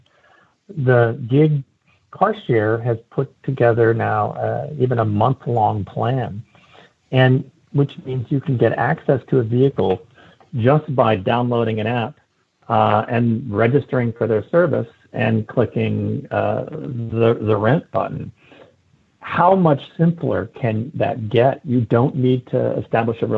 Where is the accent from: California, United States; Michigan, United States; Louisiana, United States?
California, United States; San Francisco; my hometown of San Francisco